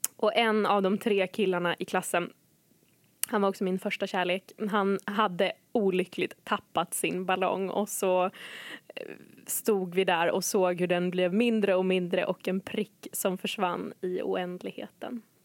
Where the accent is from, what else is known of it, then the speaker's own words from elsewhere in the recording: Umeå, Västerbotten County, Sweden; moved away as an adult; AC län, Ålidhems församling, Umeå